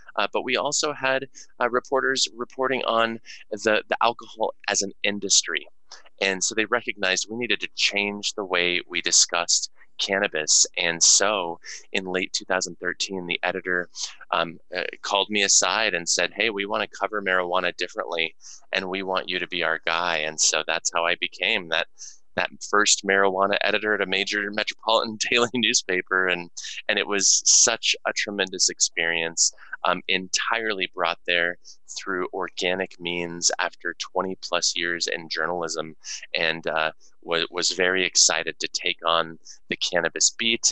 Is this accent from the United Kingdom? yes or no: no; Denver, Colorado, United States; born or raised there